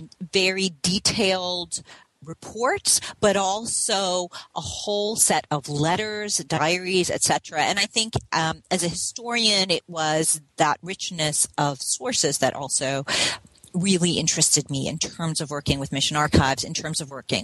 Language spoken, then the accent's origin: English; Hawaii, United States; I grew up in Hawaii, and Hawaii is a place where the question of missionaries, and particularly missionary education, is actually important, quite relevant.